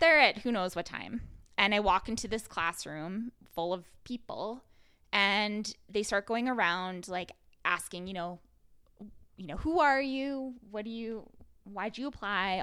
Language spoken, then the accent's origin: English; Rocky Mountain House, Alberta, Canada; now in Calgary, Canada; I'm also from Rocky Mountain House, and I, but I was born in Calgary.